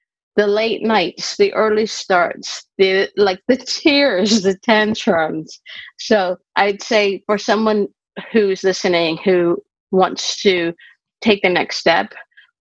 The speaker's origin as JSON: {"language": "English", "country": "Canada", "moved": "as an adult", "lives_now": "United Kingdom", "said": "I'm originally Canadian, but I've lived in the UK for over 20 years"}